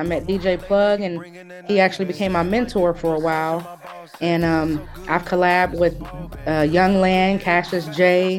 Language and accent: English; Columbus, Ohio, United States; also born or lived in California; I was born here. I was born and raised in Columbus, Ohio. I lived in California for a few years in my early life, but I represent Columbus, Ohio, no matter where I'm at, for sure.